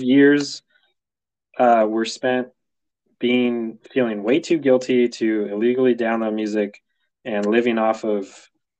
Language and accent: English; California, United States; I'm from California